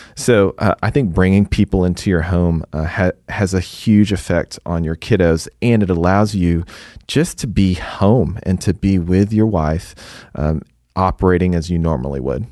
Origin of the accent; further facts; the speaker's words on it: Houston, Texas, United States; moved away as an adult; also born or lived in East Coast; now in Dallas, United States; I'm originally from Houston.